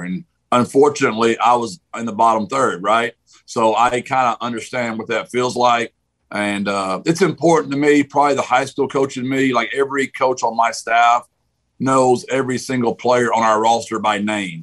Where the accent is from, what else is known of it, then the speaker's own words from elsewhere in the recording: Gilmer, Texas, United States; also born or lived in San Antonio, Texas; Gilmer's, my hometown, my high school